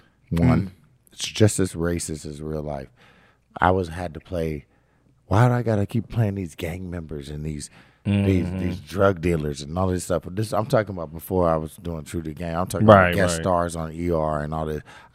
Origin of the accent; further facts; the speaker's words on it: Kansas City, Missouri, United States; I'm from Kansas City, Missouri.